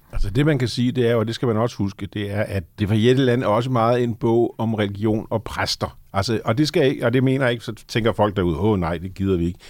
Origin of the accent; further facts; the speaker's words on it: Lolland, Zealand, Denmark; moved away; also born or lived in Copenhagen / Møn; født og opvokset på Lolland